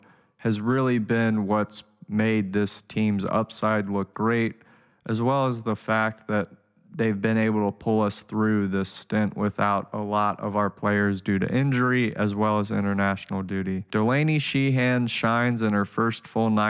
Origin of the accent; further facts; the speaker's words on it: New York, United States; being a New Yorker